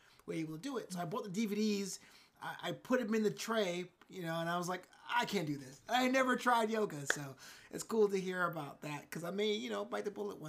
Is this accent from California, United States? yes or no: no; Brooklyn, New York, United States; You know, I'm from Brooklyn, New York